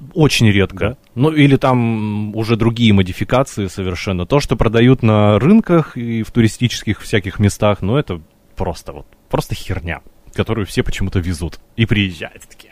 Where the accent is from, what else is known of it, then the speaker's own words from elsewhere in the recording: Russia; из России все, все умеем